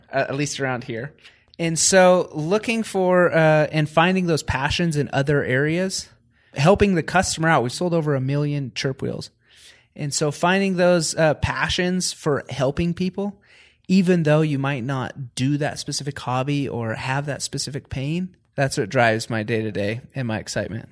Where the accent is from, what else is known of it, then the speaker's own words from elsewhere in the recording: Washington, United States; I grew up in Washington State in the, more of a farming community.